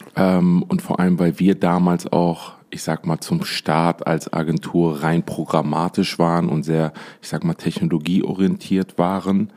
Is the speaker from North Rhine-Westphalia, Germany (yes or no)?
yes; Essen, North Rhine-Westphalia, Germany; moved away as an adult; also born or lived in Dubai; now in Düsseldorf, Germany; geboren in Essen, in der, im Pott äh, eigentlich bin ich ein Pottjunge